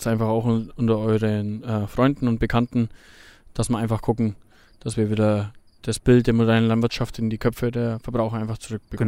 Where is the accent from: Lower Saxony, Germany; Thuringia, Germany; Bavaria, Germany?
Bavaria, Germany; hier bei uns in Bayern